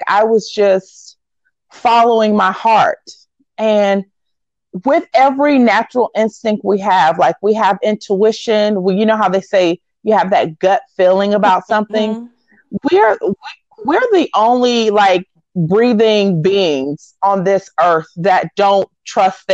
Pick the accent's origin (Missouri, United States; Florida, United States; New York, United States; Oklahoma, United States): Florida, United States; Green Cove Springs; now in Chicago, United States; grew up right outside of Jacksonville, Florida, maybe 45 minutes south, in a small dairy town called Green Cove Springs, Florida